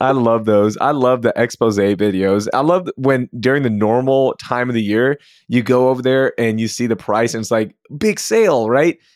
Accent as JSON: {"language": "English", "town": "Sugar Land", "region": "Texas", "country": "United States", "tie": "born or raised there", "said": "I grew up in Sugarland"}